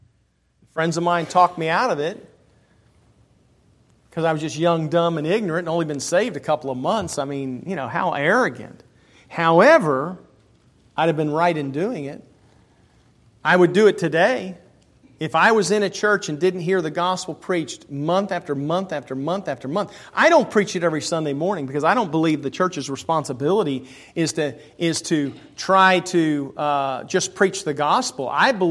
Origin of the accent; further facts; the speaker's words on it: Pennsylvania, United States; also born or lived in Maryland / Huntsville, Alabama; I was raised in Pennsylvania, Maryland. My dad was military, traveled around. I was born in Huntsville, Alabama